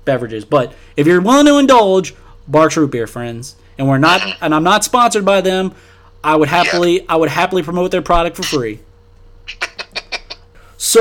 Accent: New Orleans, Louisiana, United States; also born or lived in Baton Rouge, Louisiana; I'm from New Orleans, and I went to school in Baton Rouge, and I lived in Baton Rouge for 8 years

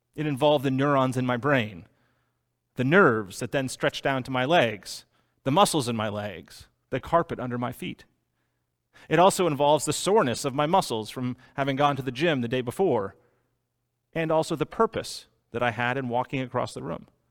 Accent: Boston, Massachusetts, United States; I was born in Boston

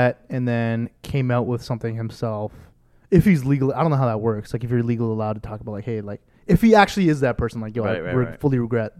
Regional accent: Canada; as a Canadian

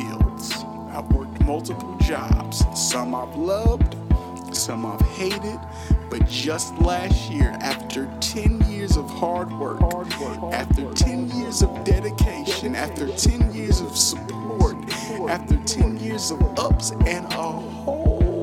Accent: Newark, New Jersey, United States; I'm from Newark, New Jersey

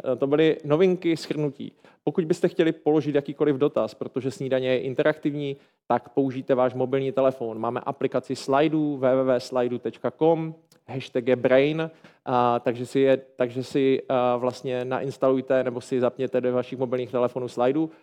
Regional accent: Ostrava, Moravian-Silesian Region, Czechia; já jsem z Ostravy

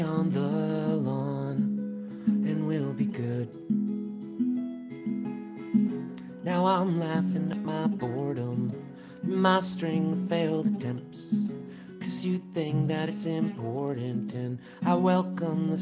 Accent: Long Island, New York, United States; I grew up on Long Island

